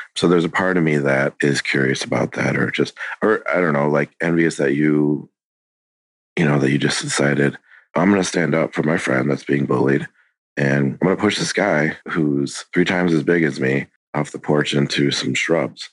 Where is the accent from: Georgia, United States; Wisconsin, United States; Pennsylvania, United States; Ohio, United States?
Wisconsin, United States; I was born in Wisconsin